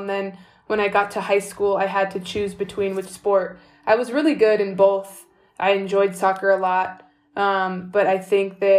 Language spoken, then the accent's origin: English; California, United States; moved away as an adult; also born or lived in Greece; I'm from California, and they were saying I was becoming one of the best seventh graders in the state of California